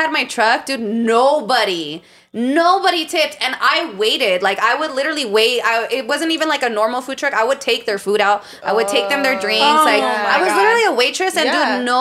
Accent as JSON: {"language": "English", "country": "United States", "said": "But I'm Latina and I'm American"}